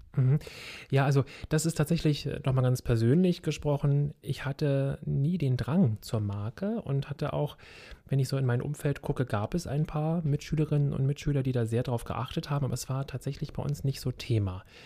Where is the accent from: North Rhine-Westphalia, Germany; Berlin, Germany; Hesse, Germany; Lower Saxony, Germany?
Berlin, Germany; ich bin ja in Kreuzberg groß groß geworden, in SO 36 in der Lausitzer Straße